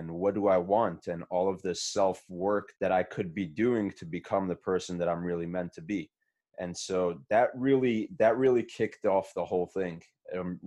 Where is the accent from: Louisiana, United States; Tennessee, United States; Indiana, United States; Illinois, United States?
Indiana, United States; Muncie; also born or lived in Brooklyn, New York; I was born in Brooklyn, moved to Muncie as a kid, grew up in Muncie.